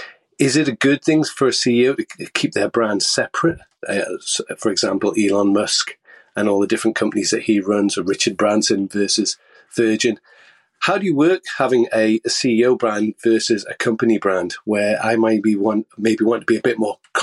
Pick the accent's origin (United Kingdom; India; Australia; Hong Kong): United Kingdom; Scotland; Hey, Seth. … I'm from Scotland.